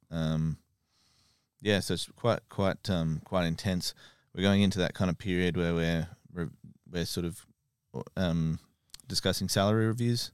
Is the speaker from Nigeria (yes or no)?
no; Australia; now in United Kingdom